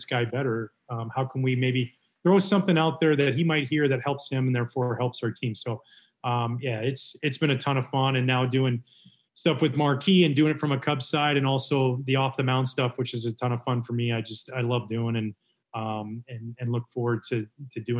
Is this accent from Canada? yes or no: yes; Canada; growing up in Canada